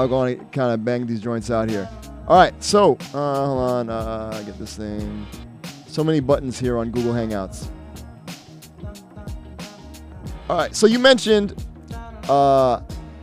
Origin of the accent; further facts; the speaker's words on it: Jamaica; I'm Jamaican.